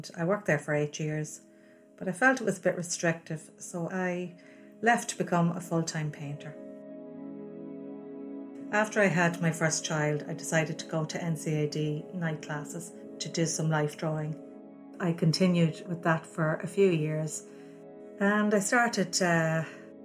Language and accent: English; Navan, Leinster, Ireland; I grew up in Navan, one of 12 children.